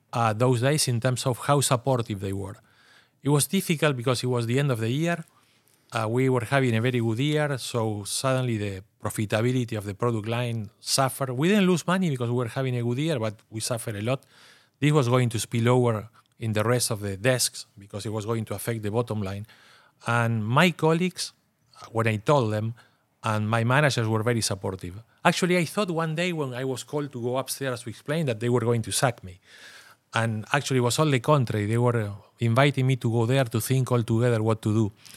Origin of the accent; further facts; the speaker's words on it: Argentina; I'm from Argentina